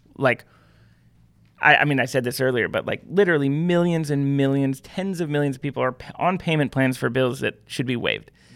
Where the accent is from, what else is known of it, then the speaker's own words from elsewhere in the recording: Pacific Northwest, United States; I grew up in the Pacific Northwest.